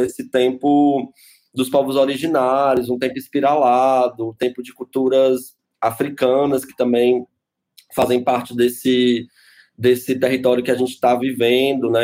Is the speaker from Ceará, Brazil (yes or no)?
yes; Fortaleza, Ceará, Brazil; now in São Paulo, Brazil; eu sou de Fortaleza